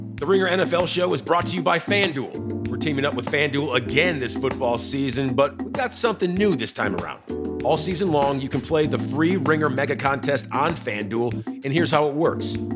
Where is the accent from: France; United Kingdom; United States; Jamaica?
United States; Chicago, Illinois; I'm from Chicago